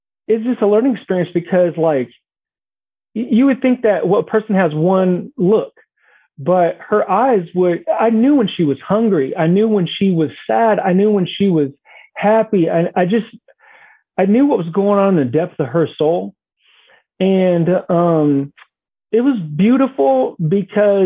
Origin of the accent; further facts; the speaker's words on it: Bay Area, California, United States; I'm from the Bay Area